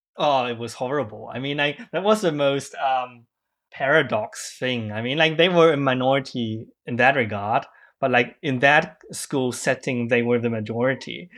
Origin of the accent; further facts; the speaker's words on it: Germany; English is a second language; I grew up in Germany